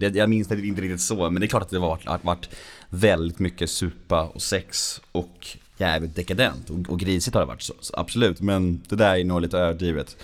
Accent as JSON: {"language": "Swedish", "town": "Värmdö", "region": "Stockholm County", "country": "Sweden", "tie": "born or raised there", "said": "jag växte upp på Värmdö"}